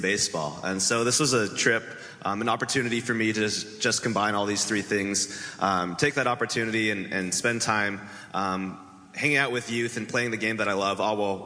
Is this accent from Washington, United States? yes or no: yes; Bellevue, Washington, United States; I grew up in Bellevue, Washington